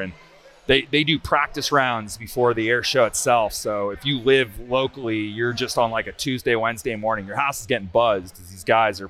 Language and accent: English; Nashville, Tennessee, United States; moved away; Nashville has turned from when I grew up there to what they are now